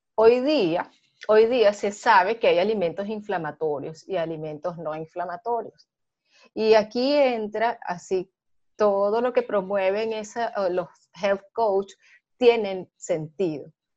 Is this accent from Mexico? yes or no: no; Venezuela; now in Panama; A pesar de que soy venezolana, yo estoy ahorita residenciada en Panamá